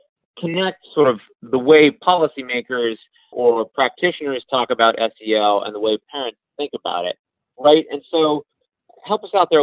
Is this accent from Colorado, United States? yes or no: no; Portland, Oregon, United States; moved away; Listeners know I'm originally from Portland, Oregon, and we flew back here yesterday.